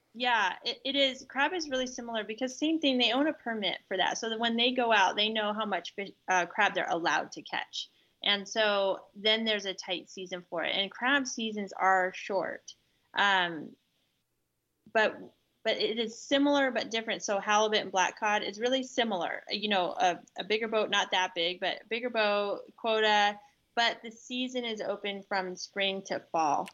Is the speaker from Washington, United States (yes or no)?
yes; Seattle side of the Pacific Northwest, Washington, United States; now in central Washington, United States; Rich and I grew up in the Pacific Northwest on the Seattle side where it rains all the time